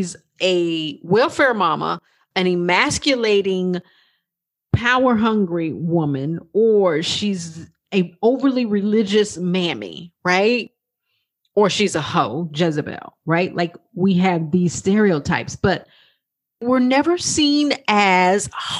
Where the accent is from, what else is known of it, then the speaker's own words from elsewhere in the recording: Texas, United States; accent: twang; also born or lived in New York; I'm from Texas. I know you can hear that little twang in my voice